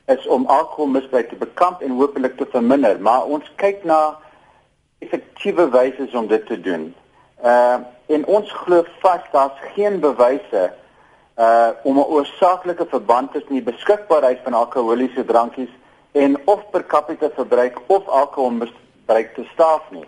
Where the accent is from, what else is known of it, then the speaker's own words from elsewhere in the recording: South Africa; ons as Suid-Afrikaners